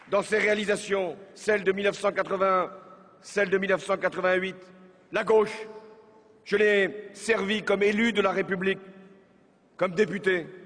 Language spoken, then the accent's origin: French; Normandy, France; J'ai grandi en Normandie, dans une famille plutôt conservatrice.